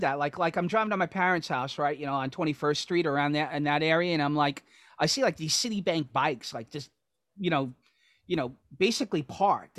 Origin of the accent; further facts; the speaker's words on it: New York City, New York, United States; growing up in Astoria